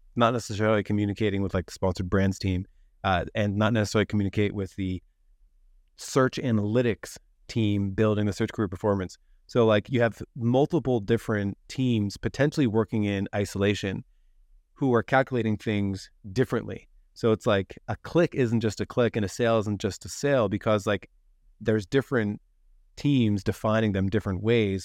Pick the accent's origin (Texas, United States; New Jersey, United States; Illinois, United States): New Jersey, United States; I'm from New Jersey